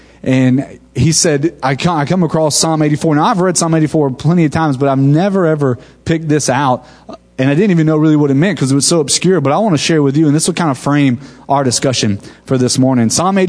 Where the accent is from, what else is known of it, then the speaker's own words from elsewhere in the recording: Wewahitchka, Florida, United States; also born or lived in Waxahachie, Texas; now in Tallahassee, United States; Now, I'm from Wewahitchka, Florida. That's where I grew up.